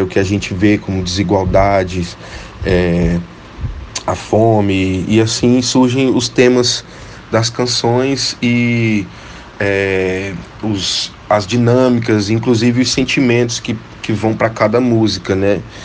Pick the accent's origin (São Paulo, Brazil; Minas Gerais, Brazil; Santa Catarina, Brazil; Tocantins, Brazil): Tocantins, Brazil; como bom tocantinense